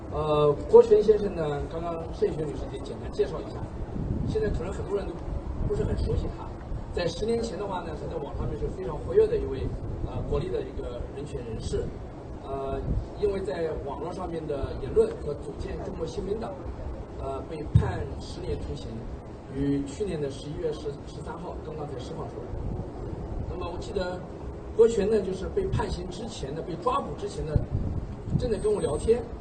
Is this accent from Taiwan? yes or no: no; China; 我们中国人变没有放弃，变没有妥协